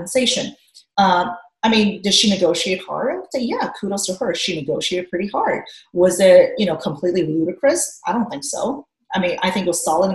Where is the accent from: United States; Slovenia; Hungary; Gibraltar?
Hungary; moved away; We grew up in Hungary. I did. So our family lived in Hungary for many years.